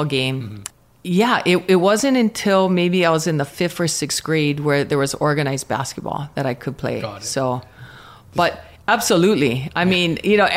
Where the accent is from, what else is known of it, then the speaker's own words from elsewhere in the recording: Pahala, Hawaii, United States; I grew up in Pahala on the Big Island. So super small town, plantation town